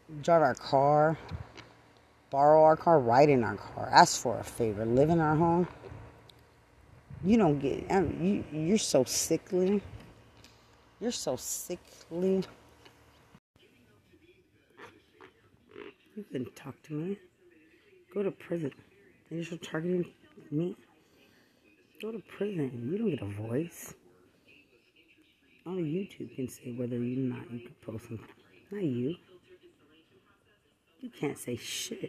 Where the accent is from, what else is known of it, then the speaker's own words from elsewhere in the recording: Lubbock, Texas, United States; also born or lived in Bexar County, Texas; I'm from Lubbock, Texas